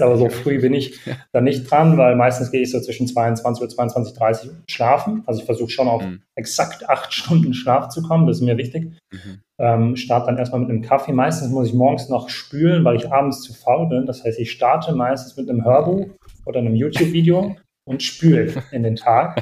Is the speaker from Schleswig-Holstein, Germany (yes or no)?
no; Bonn, North Rhine-Westphalia, Germany; ich selbst bin in Bonn aufgewachsen, äh, in einem kleinen, also in einem Vorort von Bonn